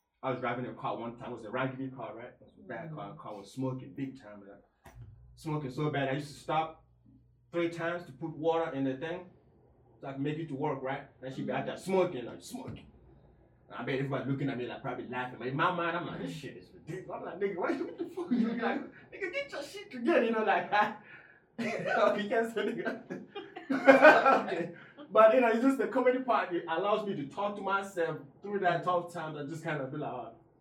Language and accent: English; Nigeria; now in United States; when I grew up in Nigeria, it was rough